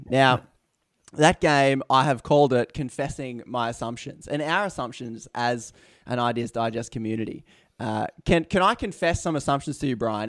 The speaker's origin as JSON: {"language": "English", "country": "Australia", "said": "I'm Australian here"}